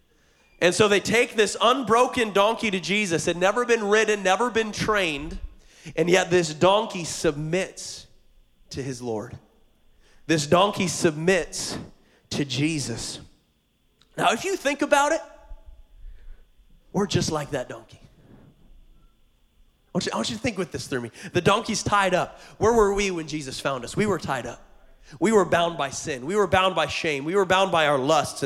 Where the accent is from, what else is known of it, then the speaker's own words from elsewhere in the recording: Montana, United States; now in Hawaii, United States; I grew up in Montana on a farm, and I was homeschooled